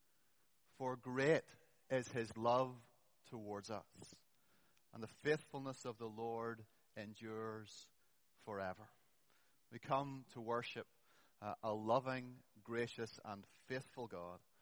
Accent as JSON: {"language": "English", "town": "Holywood", "region": "Northern Ireland", "country": "United Kingdom", "tie": "born or raised there", "also_born_or_lived": "East Belfast", "said": "I grew up in Mount Pottinger congregation down Castlereagh Street. So the first 18 years of my life was in Mount Pottinger. Our family lived in Hollywood"}